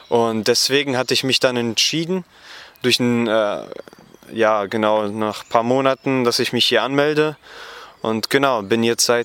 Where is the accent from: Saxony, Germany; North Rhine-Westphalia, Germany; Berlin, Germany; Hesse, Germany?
North Rhine-Westphalia, Germany; Gummersbach; Genau, ich komme aus Gummersbach, das liegt etwa 50 Kilometer von Köln entfernt